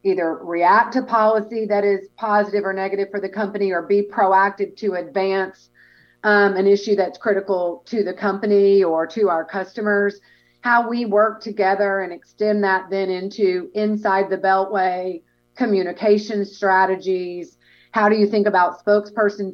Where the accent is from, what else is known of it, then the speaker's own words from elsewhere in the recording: Arkansas, United States; moved away as an adult; also born or lived in Washington; I am from Arkansas originally and a Razorback graduate and loyal fan